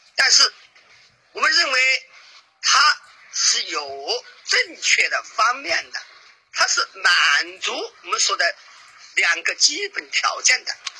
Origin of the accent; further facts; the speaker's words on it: China; 毕竟我们是中国人嘛